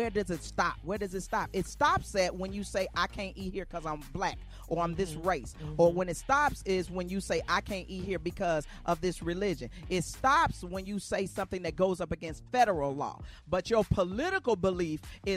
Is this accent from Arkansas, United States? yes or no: yes; Arkansas, United States; I'm from Arkansas.